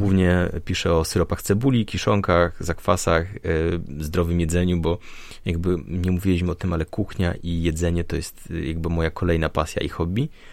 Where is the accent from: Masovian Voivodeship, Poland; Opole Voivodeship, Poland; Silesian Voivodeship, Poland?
Silesian Voivodeship, Poland; ja pochodzę ze Śląska